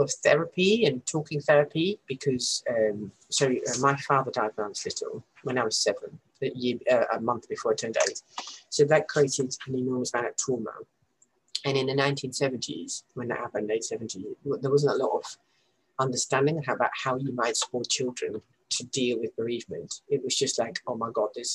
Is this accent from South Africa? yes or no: no; Netherlands; now in Leeds, United Kingdom; growing up in the Netherlands